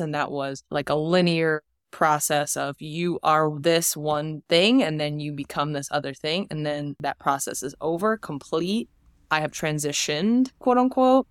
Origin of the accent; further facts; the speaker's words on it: New Jersey, United States; I'm from Jersey